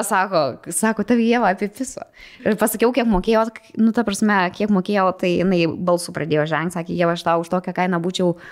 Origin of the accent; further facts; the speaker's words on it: Vilnius, Vilnius County, Lithuania; aš esu iš Vilnius